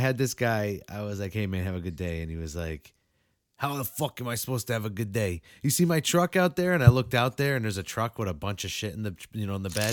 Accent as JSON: {"language": "English", "region": "New England", "country": "United States", "said": "the snowstorm we just had out here in New England"}